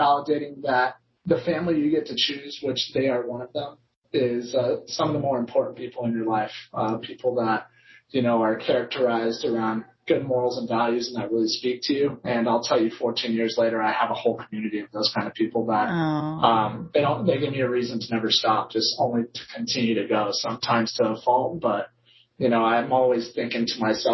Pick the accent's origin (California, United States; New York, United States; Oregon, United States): California, United States; Claremont; my hometown in Claremont